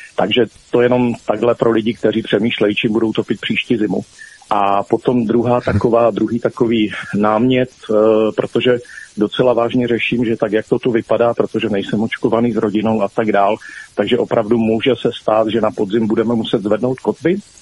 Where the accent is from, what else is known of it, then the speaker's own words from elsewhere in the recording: Zlín Region, Czechia; jsem ze Zlínského kraje